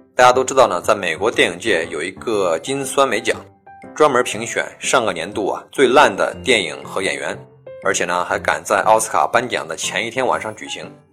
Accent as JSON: {"language": "Chinese", "country": "China", "said": "以我们中国人的惯用思维来衡量一件事儿"}